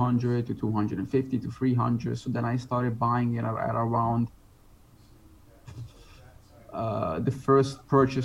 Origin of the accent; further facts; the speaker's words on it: Italy; moved away as an adult; also born or lived in United Kingdom / Netherlands; now in Bali, Indonesia; I was born and raised in Italy